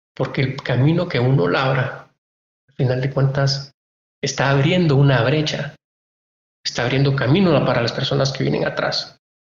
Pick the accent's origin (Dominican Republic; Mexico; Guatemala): Guatemala; los guatemaltecos somos todos